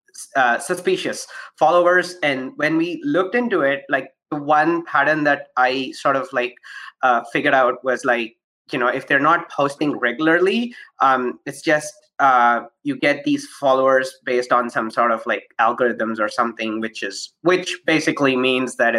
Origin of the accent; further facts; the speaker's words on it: Toronto, Ontario, Canada; I am from Toronto